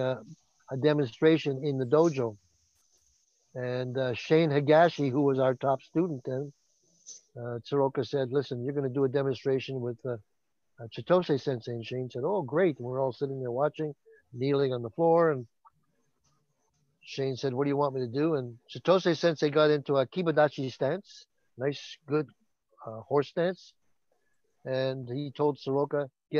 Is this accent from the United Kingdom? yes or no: no; Canada; also born or lived in Vancouver / Toronto; I'm Canadian.